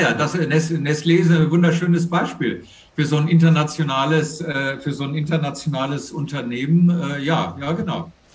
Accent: Germany; als Deutsche

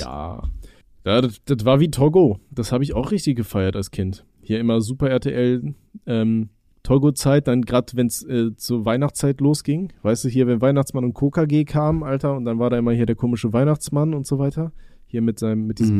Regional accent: Aachen, North Rhine-Westphalia, Germany; moved away; bei uns in Aachen

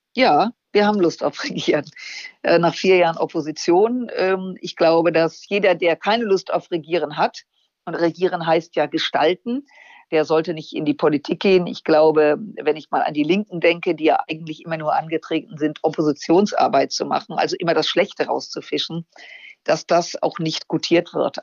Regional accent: Germany; als Deutsche

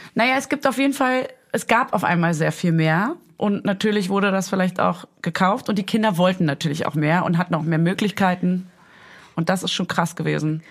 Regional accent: East Germany, Germany; als Ossi

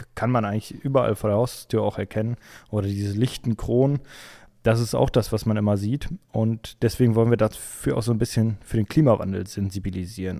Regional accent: Essen, North Rhine-Westphalia, Germany; Ich komme aus Essen, aus dem Ruhrgebiet

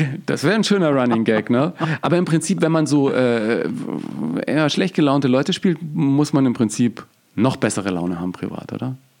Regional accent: Germany; bei uns in Deutschland

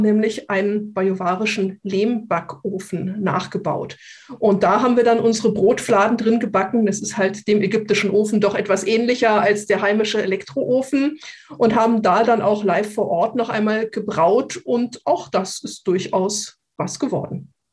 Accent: Kassel, Hesse, Germany; now in Munich, Germany; ich komme ursprünglich aus dem Kasseler Bereich

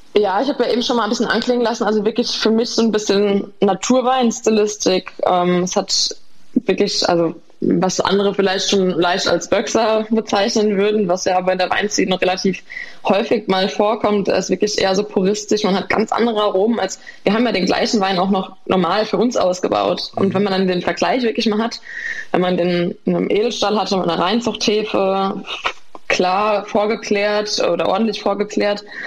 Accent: Nierstein, Rhineland-Palatinate, Germany; born or raised there

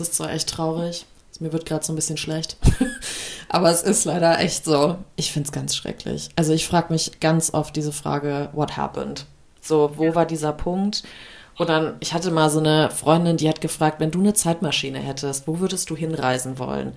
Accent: Germany; wir Deutschen

